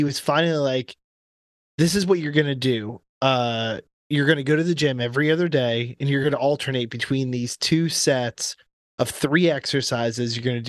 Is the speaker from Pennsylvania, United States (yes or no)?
no; Florida, United States; I grew up in Florida. In fact, I grew up near a really great surfing beach in Florida